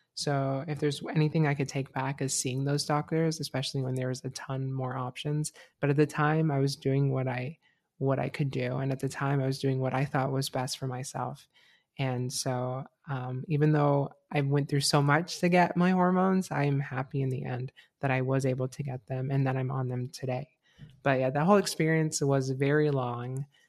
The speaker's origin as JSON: {"language": "English", "region": "Florida", "country": "United States", "tie": "born or raised there", "lives_now": "Gainesville, United States", "said": "my hometown is pretty conservative"}